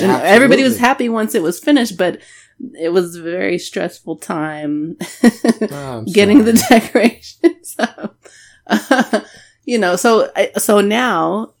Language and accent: English; Amarillo, Texas, United States; I grew up there, Amarillo